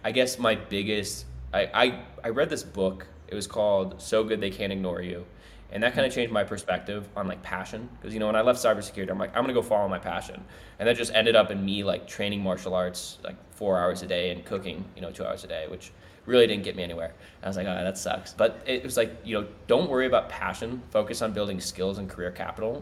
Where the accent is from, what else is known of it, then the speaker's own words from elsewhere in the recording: Minnesota, United States; now in South America; my family moved out of Minnesota